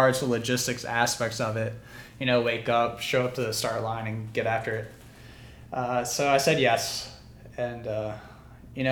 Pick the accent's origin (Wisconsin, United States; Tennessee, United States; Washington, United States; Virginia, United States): Virginia, United States; Mathews County; born and raised in Matthews County, Virginia, 81 square miles, no stoplights